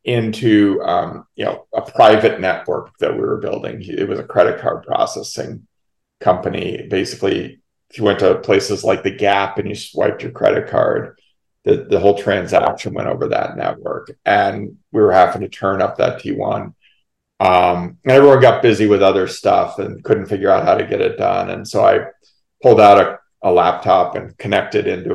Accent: Minnesota, United States; moved away as an adult; also born or lived in New Hampshire; I moved to Minnesota when I was about 9 and a half and lived there through graduation of high school.

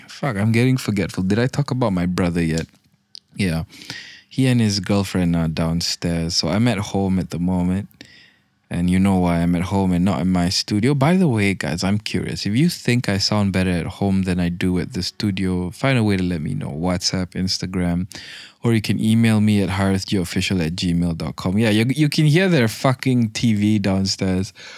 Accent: Malaysia; I'm fucking Malaysian.

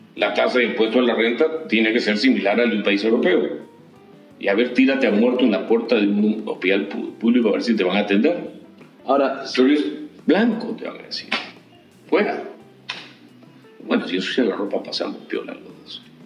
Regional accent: Ica, Peru; Yo soy de Ica y sigo haciendo pisco

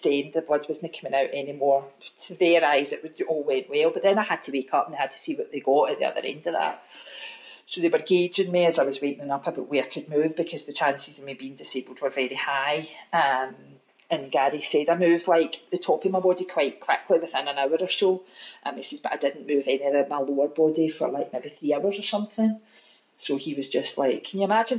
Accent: Glasgow, Scotland, United Kingdom; also born or lived in Maryhill, Glasgow; I was brought up in Govan

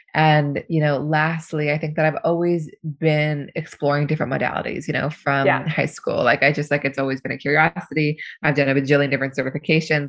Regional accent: Seattle, Washington, United States; now in New York, United States; I grew up in Seattle and I've um, been in New York for 10 years now

